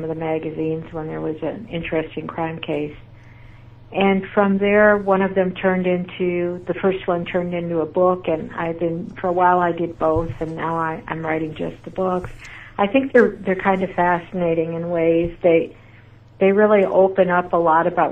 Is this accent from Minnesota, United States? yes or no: no; Wisconsin, United States; now in Houston, United States; I grew up in Wisconsin, so I understand bad winters